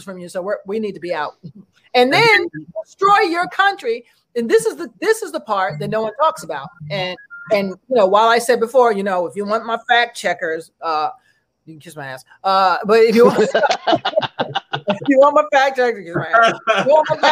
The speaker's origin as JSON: {"language": "English", "country": "United States", "said": "an American woman."}